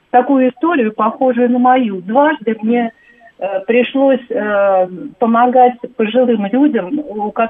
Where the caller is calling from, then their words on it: Moscow Oblast, Russia; А, здравствуйте, Татьяна, я из Подмосковья.